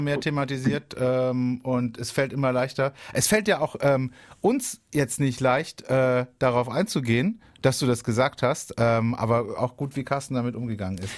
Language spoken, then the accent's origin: German; Oberkirch, Baden-Württemberg, Germany; moved away; Das war lange Zeit ja, mein, meine, meine Heimat. Ich war da viel unterwegs in Oberkirch